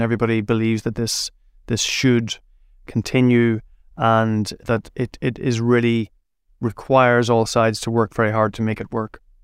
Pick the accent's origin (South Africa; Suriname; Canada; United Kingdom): United Kingdom; Derry, Northern Ireland; I grew up in Derry, uh, which is right on the border